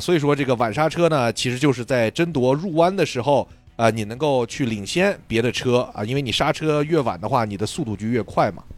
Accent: Bayanbulak, Xinjiang, China; moved away; 我还是个新疆人，我小时候就在巴音布鲁克哦，这个地儿是，长大的

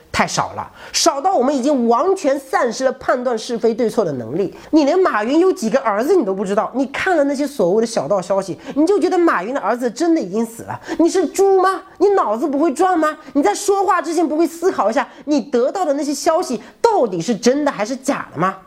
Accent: China; 我们中国人的传统观念里

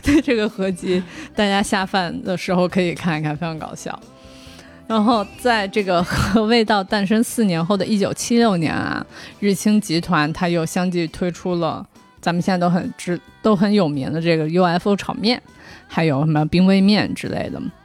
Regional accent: southern China, China; 我从小因为我在南方长大

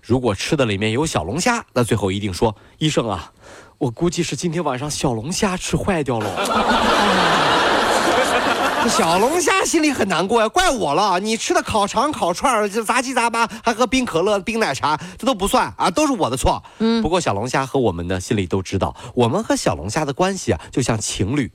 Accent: China; 只要记得我们是中国人就可以了

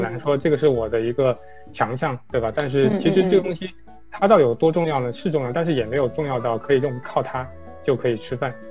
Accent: China; moved away as an adult; now in United States; 我们中国人吧，其实就有，啊，会，会有这个劣势

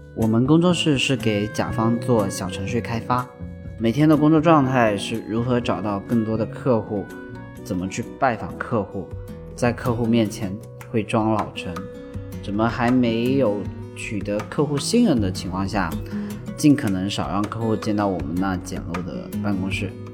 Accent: Shenzhen, Guangdong, China; 我从小就在深圳长大，呃，很喜欢深圳这座城市

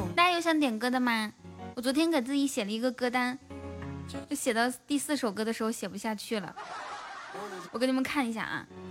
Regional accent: Inner Mongolia, China; moved away; 我说我是内蒙古的

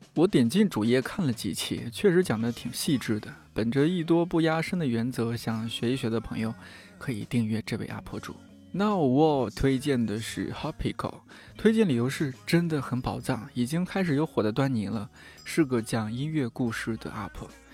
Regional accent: Shanxi, China; 作为一个山西人

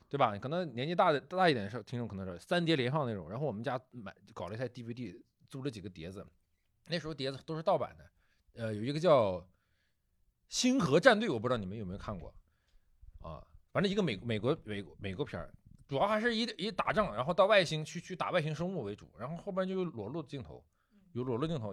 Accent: China; 我们中国人在讲这方面的事情嗯，可能还是比较含蓄

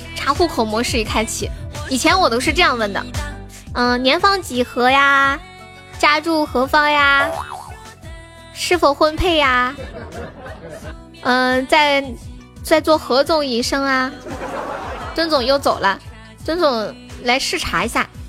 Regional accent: Nanchong, Sichuan, China; accent: Sichuan; 我是蓝葱嘞

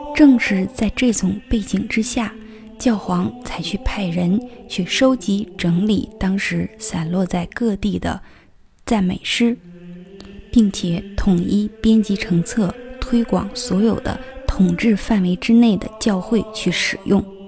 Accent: China; 我们生活在这片土地上

